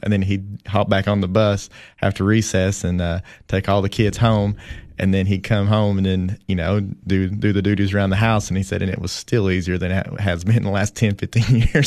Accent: Jamestown, Tennessee, United States; moved away as an adult; now in Putnam County, Tennessee, United States; I grew up in Jamestown, Tennessee, which, you know, really it's Allard, Tennessee

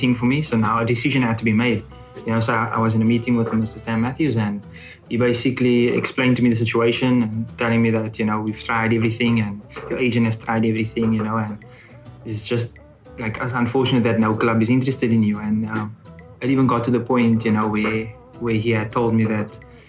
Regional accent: Cape Town, Western Cape, South Africa; moved away as an adult; also born or lived in Johannesburg; now in Finland; I'm from Cape Town

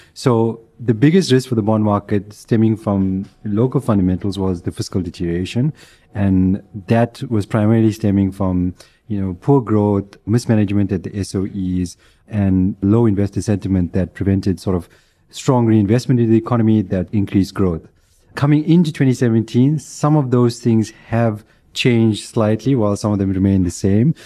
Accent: South Africa; as a South African

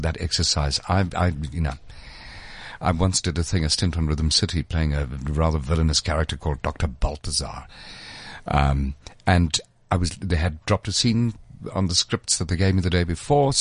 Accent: Eastern Cape, South Africa; I grew up in the Eastern Cape

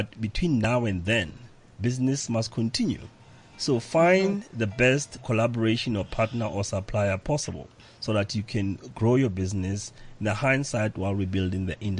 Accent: South Africa

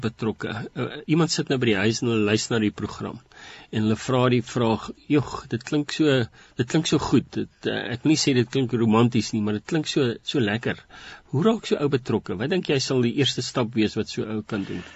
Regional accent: South Africa; ons as Suid-Afrikaners

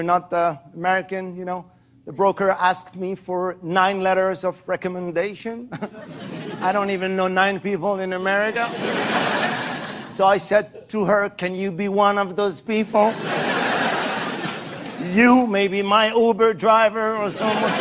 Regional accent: France; English is a second language; I'm from France.

